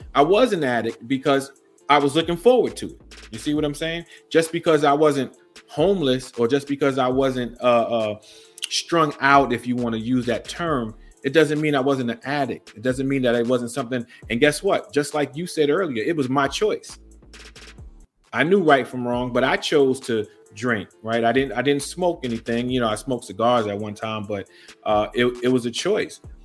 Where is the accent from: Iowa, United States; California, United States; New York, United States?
New York, United States; New York City; now in Fredericksburg area, Virginia, United States; born and raised in Brooklyn, New York